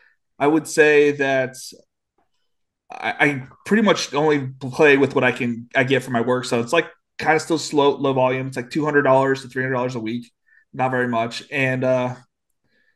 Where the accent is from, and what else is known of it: Illinois, United States; born or raised there; moved away as an adult; also born or lived in San Diego, California; now in North Carolina, United States